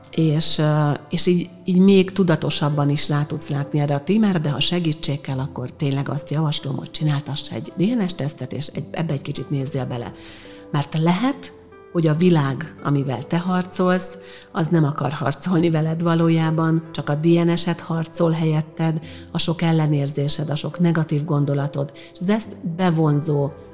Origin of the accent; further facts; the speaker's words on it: Hungary; én egyébként magyar vagyok.